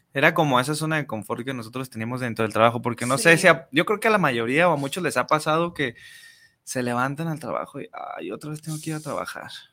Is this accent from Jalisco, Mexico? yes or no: yes; Guadalajara, Jalisco, Mexico; soy nacido aquí de Guadalajara, tengo 33 años